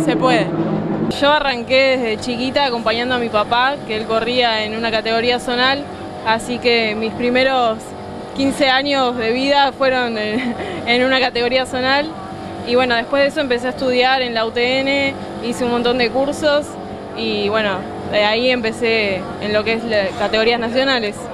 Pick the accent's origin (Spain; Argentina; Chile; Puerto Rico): Argentina; San Martín, Buenos Aires Province; soy de San Martín, de Buenos Aires